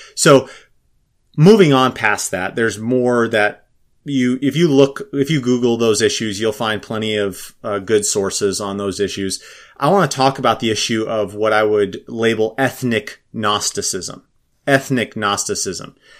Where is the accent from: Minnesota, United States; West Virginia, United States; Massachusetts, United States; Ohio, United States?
Minnesota, United States; I'm from Minnesota